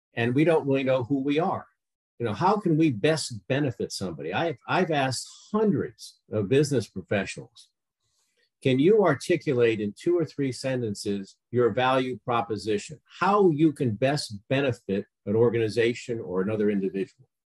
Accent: Connecticut, United States; I grew up in Connecticut

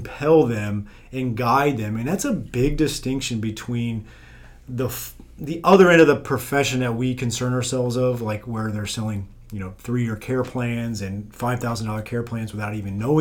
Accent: South Florida, United States; I'm from South Florida

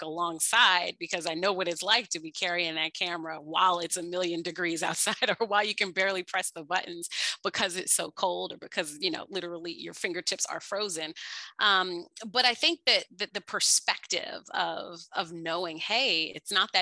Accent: Washington, District of Columbia, United States; growing up in Washington, D.C.

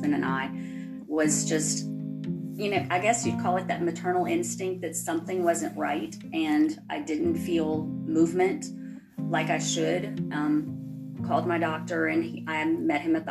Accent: Louisiana, United States; I am from Louisiana in the United States.

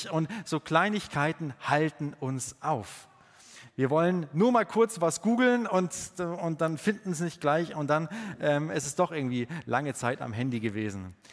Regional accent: Bavaria, Germany; ich komme ja aus dem Allgäu und das ist ein bayerischer Satz.

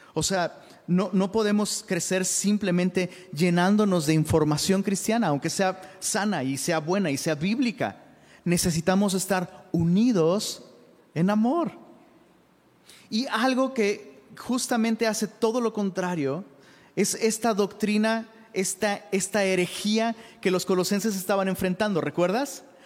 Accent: Taxco, Guerrero, Mexico; Yo soy de Tasco, guerrero

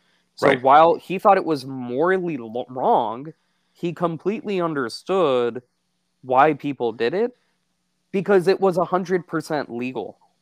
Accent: Houston, Texas, United States; And I grew up in Houston and we had a school, a high school called Robert E. Lee High School.

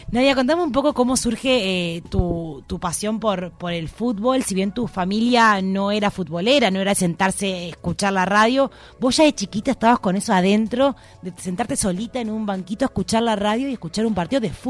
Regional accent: Uruguay; Eh, Somos uruguayas, sí.

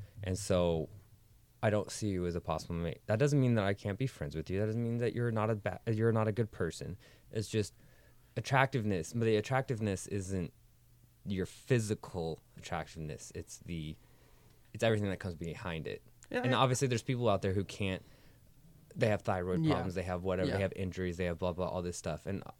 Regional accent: Auburn, California, United States; also born or lived in Sacramento; I'm from Auburn

